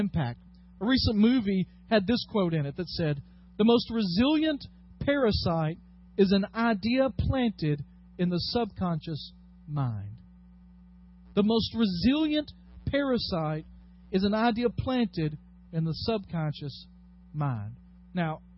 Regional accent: United States; as American Christians, we have gotten way too comfortable here

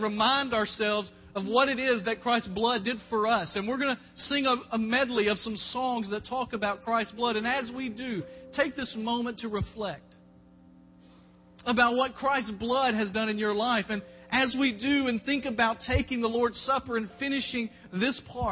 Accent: Dyersburg, Tennessee, United States; I grew up in Dyersburg

